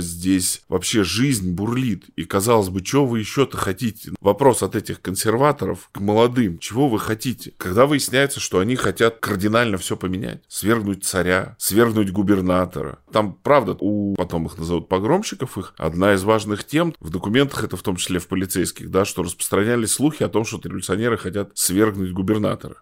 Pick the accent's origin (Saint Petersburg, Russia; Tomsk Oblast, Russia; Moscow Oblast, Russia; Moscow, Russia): Tomsk Oblast, Russia; Tomsk; я родился в Томске, вырос, я, собственно говоря, вся моя жизнь здесь прошла